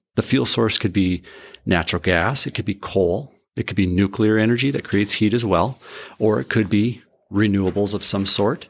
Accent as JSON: {"language": "English", "town": "Carrington", "region": "North Dakota", "country": "United States", "tie": "born or raised there", "said": "I grew up in Carrington, North Dakota, a little farm up there on the northeast side of Carrington"}